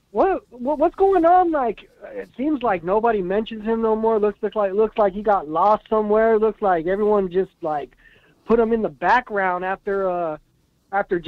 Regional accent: California, United States; moved away; I'm originally from Cali

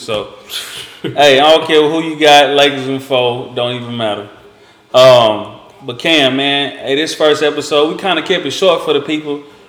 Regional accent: Houston, Texas, United States; I'm from Houston.

